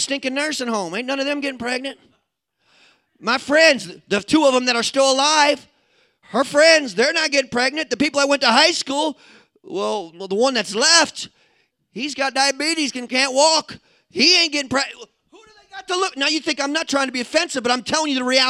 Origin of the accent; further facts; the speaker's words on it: Midwest, United States; I'm a Midwesterner.